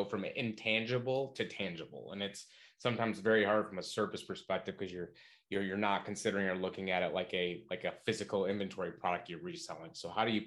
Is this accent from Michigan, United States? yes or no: yes; Michigan, United States; I'm from Michigan, this summer I took our twin five-year-olds to the local county fair where I'm from